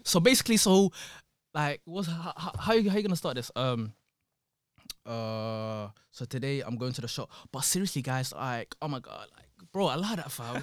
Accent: London, United Kingdom; I'm from London.

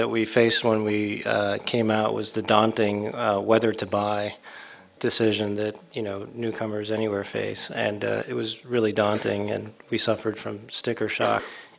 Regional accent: Mexico; also born or lived in New York; now in Los Angeles, United States; I grew up in Mexico

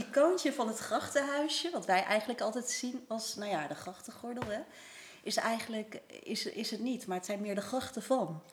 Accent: Netherlands; wij Nederlanders

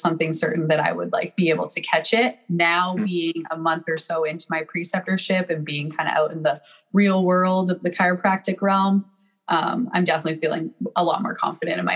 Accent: Calgary, Alberta, Canada; moved away as an adult; now in San Diego, United States; I'm from Calgary, Alberta, Canada, and I'm currently living in San Diego, California

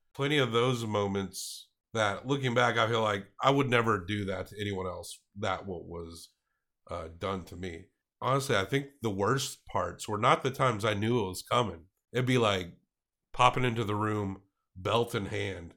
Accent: the South, United States; I grew up in the South, so you kinda had a lotta old school people

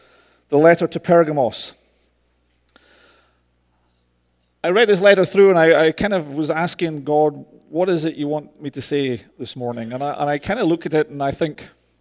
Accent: Scotland, United Kingdom; I'm Scottish. I roll my R's

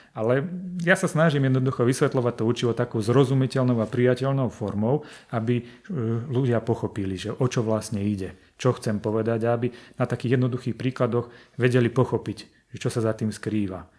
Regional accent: Žilina, Žilina Region, Slovakia; ja pochádzam zo Žiliny

